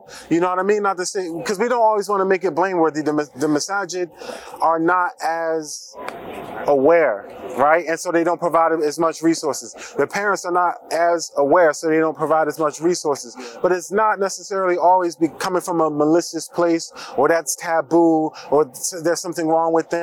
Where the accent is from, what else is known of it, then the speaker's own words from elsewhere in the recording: Atlantic City, New Jersey, United States; moved away; I'm from Atlantic City.